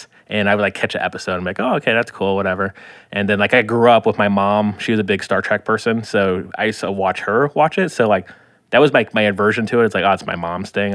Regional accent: Florida, United States; I'm from Florida

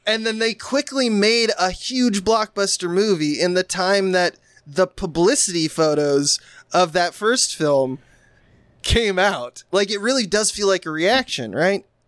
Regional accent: United States; growing up in America, if you were my age

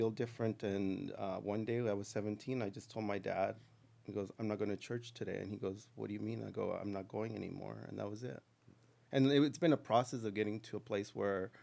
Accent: Los Angeles, California, United States; I grew up in East LA.

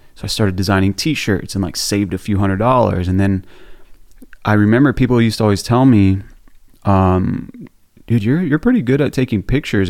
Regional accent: Orlando, Florida, United States; I grew up in Orlando, Florida.

